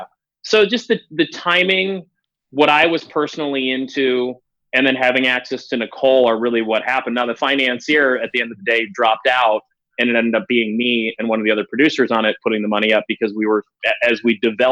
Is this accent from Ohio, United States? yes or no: no; Wisconsin, United States; moved away; I grew up in Wisconsin